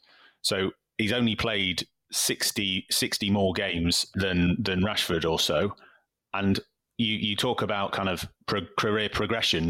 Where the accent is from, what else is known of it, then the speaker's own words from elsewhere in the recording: Salford, North West England, United Kingdom; I'm from Salford, just outside Manchester.